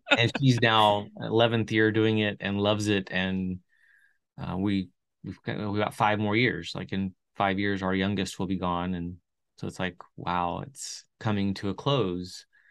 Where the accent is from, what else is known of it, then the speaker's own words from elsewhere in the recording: Chile; moved away; I grew up in South America and Chile